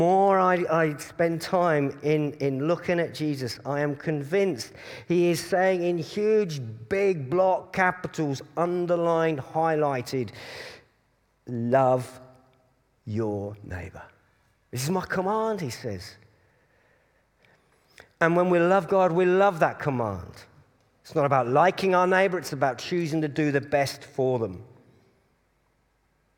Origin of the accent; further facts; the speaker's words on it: Cambridge, East of England, United Kingdom; I was brought up in Cambridge